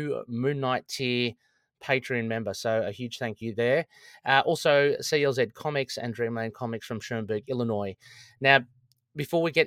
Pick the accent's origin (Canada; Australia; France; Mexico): Australia; Sydney, New South Wales; accent: Australian; I'm from Sydney.